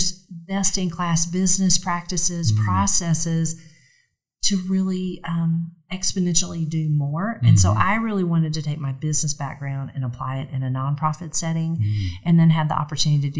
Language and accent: English; Gainesville, Georgia, United States; also born or lived in Atlanta, Georgia; I grew up in Gainesville, Georgia, which is about an hour north of here